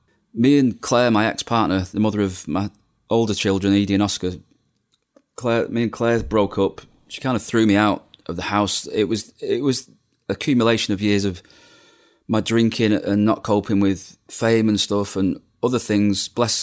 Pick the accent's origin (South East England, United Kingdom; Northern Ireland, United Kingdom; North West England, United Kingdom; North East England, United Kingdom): North West England, United Kingdom; Bolton; also born or lived in Manchester; And I was being from the Manchester area, Bolton born, but Manchester living.